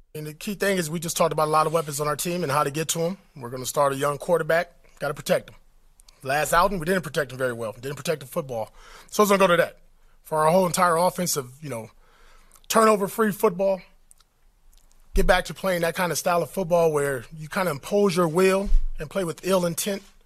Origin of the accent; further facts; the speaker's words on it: Compton, California, United States; I grew up in Compton, California.